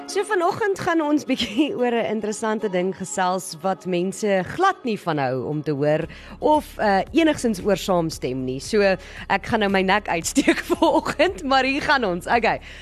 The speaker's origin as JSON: {"language": "Afrikaans", "country": "South Africa"}